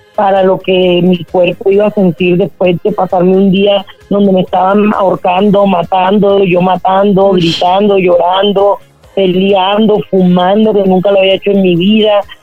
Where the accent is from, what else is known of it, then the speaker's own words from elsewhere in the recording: Colombia; yo crecí en Colombia en esa época